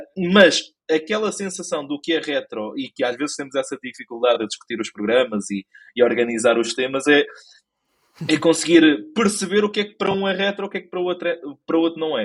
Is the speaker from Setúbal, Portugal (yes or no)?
no; Lisbon, Portugal; nasci, cresci, provavelmente vou morrer em Lisboa. E mais precisamente na zona da ajuda